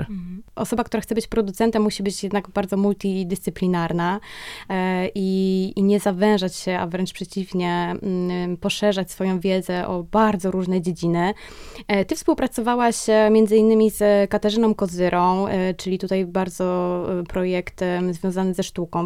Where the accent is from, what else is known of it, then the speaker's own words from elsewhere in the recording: Kraków, Lesser Poland, Poland; obie jesteśmy z Krakowa